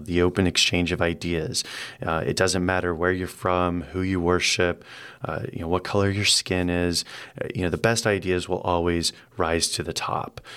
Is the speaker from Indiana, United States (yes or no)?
yes; Indianapolis, Indiana, United States; moved away; I'm from Indianapolis in the Midwest